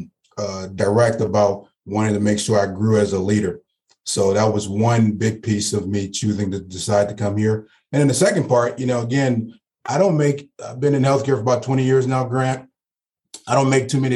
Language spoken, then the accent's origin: English; New Orleans, Louisiana, United States; now in Cincinnati, United States; I was born and raised in New Orleans, Louisiana.